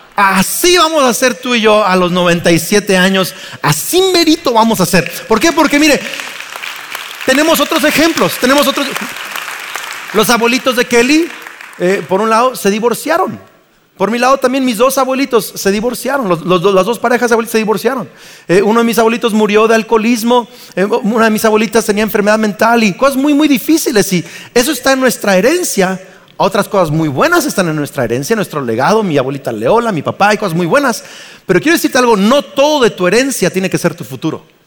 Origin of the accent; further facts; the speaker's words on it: Mexico